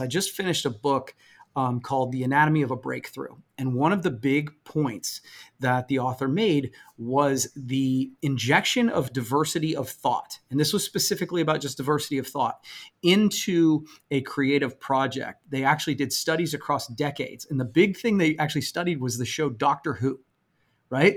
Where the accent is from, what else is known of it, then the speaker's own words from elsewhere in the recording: Coshocton, Ohio, United States; I'm from a small town in Coshocton. It is incredibly white